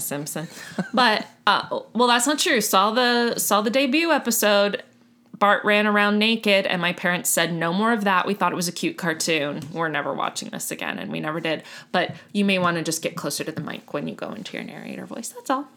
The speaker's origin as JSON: {"language": "English", "town": "Miami", "region": "Florida", "country": "United States", "tie": "born or raised there", "said": "I was born and raised in Miami."}